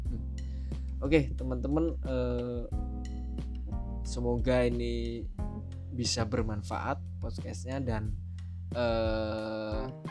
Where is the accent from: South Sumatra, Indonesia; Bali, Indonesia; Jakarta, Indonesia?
South Sumatra, Indonesia; Musi Rawas; saya … asli saya dari Musirawas, Sumatera Selatan